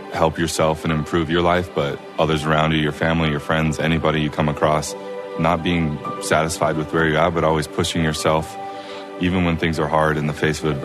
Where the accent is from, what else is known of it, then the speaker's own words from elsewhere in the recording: Provo, Utah, United States; I am from Provo, Utah.